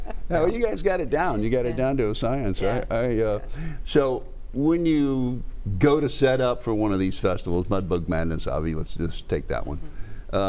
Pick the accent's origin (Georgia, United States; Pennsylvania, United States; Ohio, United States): Georgia, United States; Atlanta; I'm from Atlanta, and there's big malls by where I live